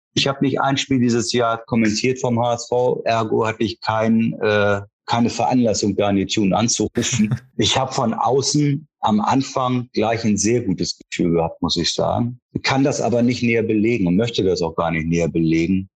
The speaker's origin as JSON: {"language": "German", "region": "Hamburg", "country": "Germany", "tie": "born or raised there", "also_born_or_lived": "Baden-Württemberg", "said": "ich bin in, in Wandsbek aufgewachsen"}